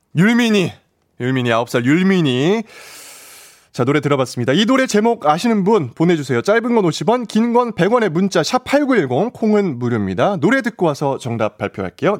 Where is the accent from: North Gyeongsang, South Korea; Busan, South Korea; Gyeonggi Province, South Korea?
Gyeonggi Province, South Korea; Bucheon; 부천 출신이기 때문에